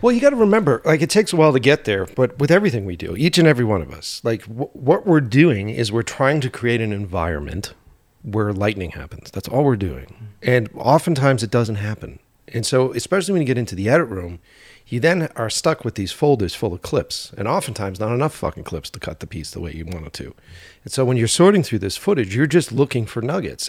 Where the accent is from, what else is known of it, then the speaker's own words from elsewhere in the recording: Boston, Massachusetts, United States; moved away as an adult; now in Glendale, United States; we're originally from Boston